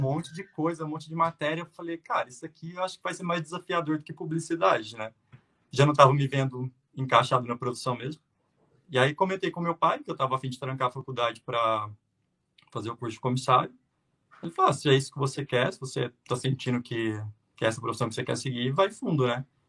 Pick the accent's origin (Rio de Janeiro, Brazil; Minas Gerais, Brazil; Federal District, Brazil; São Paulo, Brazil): Minas Gerais, Brazil; Uberaba; also born or lived in São José do Rio Preto / Canada; eu sou natural de Beraba, Minas Gerais, lá no Triângulo